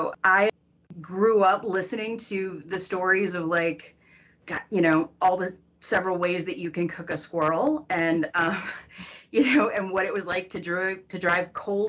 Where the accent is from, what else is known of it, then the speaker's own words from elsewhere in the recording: Cocoa, Florida, United States; I grew up in Florida, on Florida's Space Coast. So as a matter of fact, my mom is still on city council in my hometown of Cocoa, Florida.